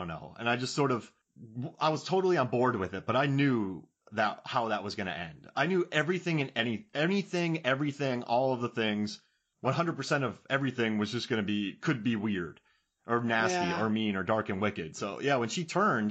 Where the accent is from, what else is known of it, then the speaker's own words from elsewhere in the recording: Florida, United States; now in Georgia, United States; I live in Georgia. I grew up in Florida, so I had to go north to get south